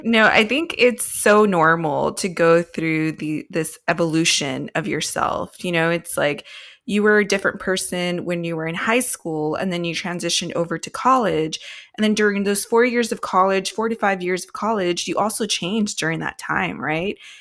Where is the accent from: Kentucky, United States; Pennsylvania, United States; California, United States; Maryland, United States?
California, United States; I'm born and raised in California